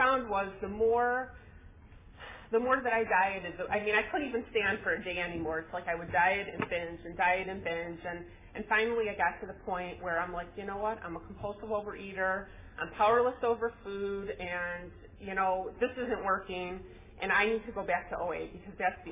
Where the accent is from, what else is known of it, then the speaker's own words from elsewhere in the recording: Chicago, Illinois, United States; moved away as an adult; now in California, United States; we moved to California from Chicago